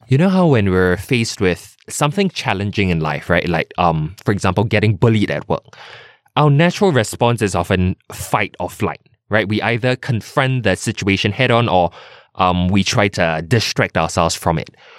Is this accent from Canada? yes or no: no; Singapore; as a Singaporean son or daughter